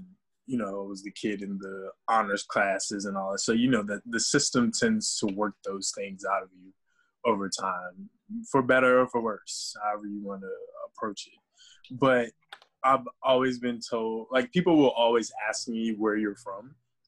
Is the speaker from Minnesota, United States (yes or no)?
no; Richmond, Virginia, United States; moved away; I was born in Richmond, spent most of my time there, grew up in the hood. but I ended up going to like white adjacent schools.